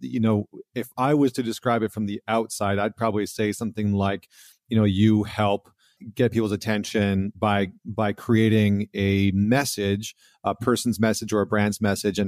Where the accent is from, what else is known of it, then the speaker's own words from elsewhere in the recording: Alberta, Canada; I come from Alberta